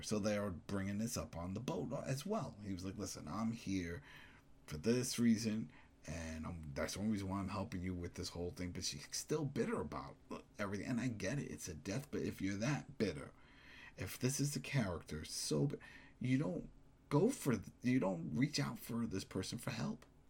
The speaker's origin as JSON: {"language": "English", "region": "New York", "country": "United States", "said": "as a New Yorker"}